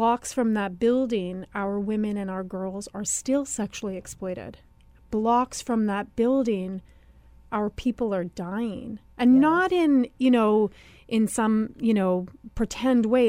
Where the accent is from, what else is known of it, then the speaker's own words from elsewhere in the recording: Sagkeeng Anishinaabe First Nation, Manitoba, Canada; I am from the Saugeen Anishinaabe First Nation, mm-hmm. which is about an hour and a half north of Winnipeg